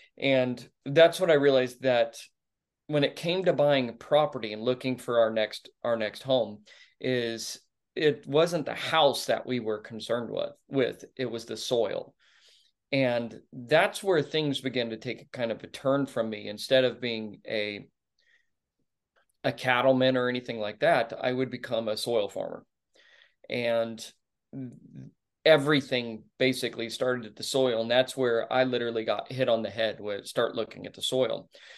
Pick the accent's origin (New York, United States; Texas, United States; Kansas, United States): Texas, United States; The Colony; Oh, man. I grew up in the Colony, Texas. It's suburbia at its finest.